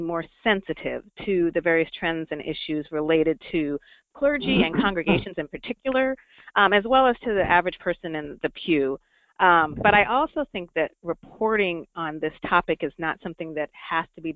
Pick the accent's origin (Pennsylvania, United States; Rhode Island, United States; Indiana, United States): Rhode Island, United States; moved away; also born or lived in upstate New York / Orlando; my home state of Rhode Island